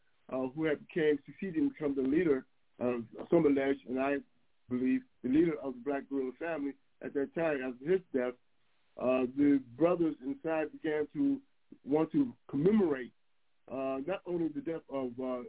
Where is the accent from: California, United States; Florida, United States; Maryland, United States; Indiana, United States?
California, United States; San Francisco; moved away; also born or lived in Oakland / San Jose; I was born in Oakland, raised in San Francisco, went to high school in San Jose. So, yeah, the Bay Area is my original hometown.